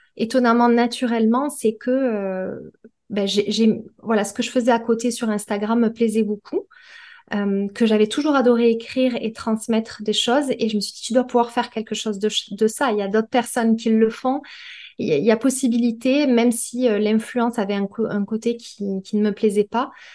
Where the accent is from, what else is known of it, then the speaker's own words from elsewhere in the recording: Perpignan, Occitania, France; moved away as an adult; now in Toulouse, France; je suis originaire de Perpignan. J'y ai euh, j'ai passé les 30 premières années de ma vie